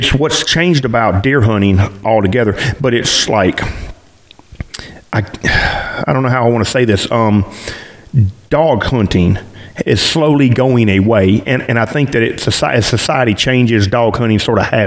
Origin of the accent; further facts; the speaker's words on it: South Mississippi, United States; I grew up dog hunting in South Mississippi 20 years ago